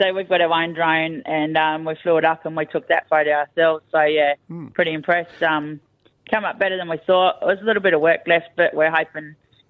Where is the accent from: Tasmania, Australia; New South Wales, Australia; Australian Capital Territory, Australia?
Tasmania, Australia; now in Calen, Australia; We come from Tasmania